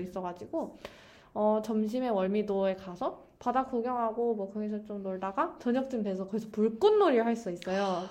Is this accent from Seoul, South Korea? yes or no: no; Daejeon, South Korea; moved away as an adult; also born or lived in Songdo, Incheon; now in Incheon, South Korea; 제가 본가가 대전인데